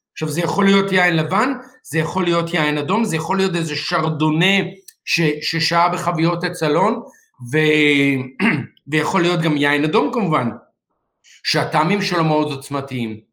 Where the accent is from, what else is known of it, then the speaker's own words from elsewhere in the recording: Israel; אצלנו בישראל